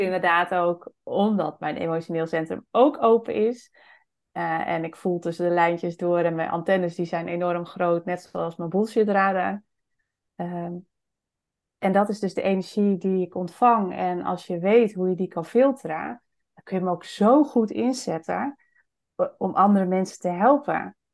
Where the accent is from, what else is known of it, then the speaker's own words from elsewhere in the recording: Friesland, Netherlands; ik kom zelf ook uit Friesland